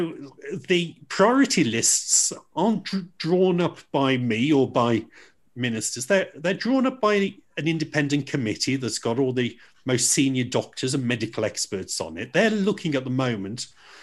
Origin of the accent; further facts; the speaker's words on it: Dudley, West Midlands, United Kingdom; also born or lived in Stourbridge; I'm from Dudley. I mean, I still live in Stourbridge, and I went to school in Stourbridge